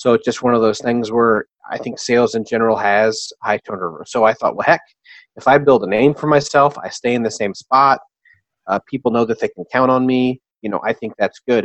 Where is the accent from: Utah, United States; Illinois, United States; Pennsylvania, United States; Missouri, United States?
Missouri, United States; Jefferson City; moved back home, vowed to never move back home to my hometown